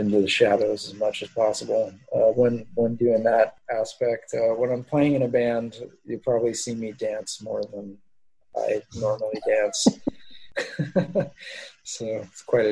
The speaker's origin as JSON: {"language": "English", "region": "Southern California", "country": "United States", "tie": "born or raised there", "also_born_or_lived": "Fountain Valley, California", "moved": "as an adult", "lives_now": "New Orleans, United States", "said": "spending most of my childhood growing up in Southern California"}